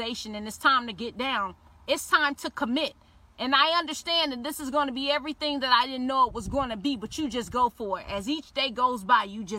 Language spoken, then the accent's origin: English; Miami, Florida, United States; I'm from Liberty City, and some of y'all don't know what Liberty City is, okay? Liberty City is a place in Miami